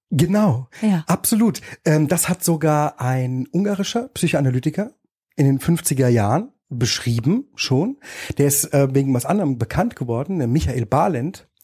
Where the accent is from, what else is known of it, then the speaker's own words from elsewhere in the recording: Erfurt, Thuringia, Germany; in der Platte in Erfurt gab es Flure mit vielen Nachbarn